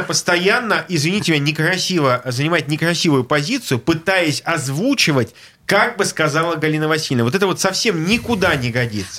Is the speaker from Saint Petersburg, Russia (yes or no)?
yes; Saint Petersburg, Russia; Я петербуржец